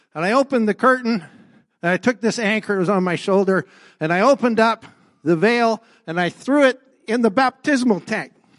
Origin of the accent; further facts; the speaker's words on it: Mercer Island, Washington, United States; now in Canada; I was born in Mercer Island, came up to Canada